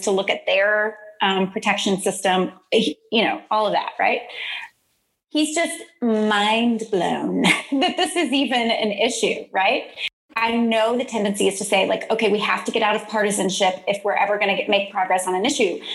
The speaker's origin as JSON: {"language": "English", "town": "Deer Park", "region": "Texas", "country": "United States", "tie": "born or raised there", "also_born_or_lived": "New York City", "moved": "as an adult", "lives_now": "Houston, United States", "said": "I grew up in Deer Park, mm-hmm. um, right along the Houston Ship Channel"}